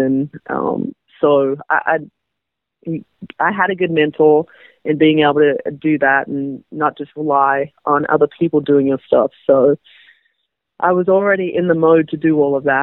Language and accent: English; Australia; now in United States; I'm Australian